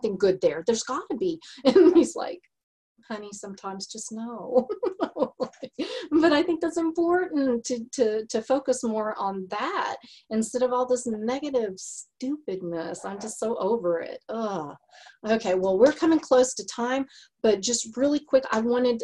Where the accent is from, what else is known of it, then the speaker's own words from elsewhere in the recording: Texas, United States; accent: Texas; my Texas accent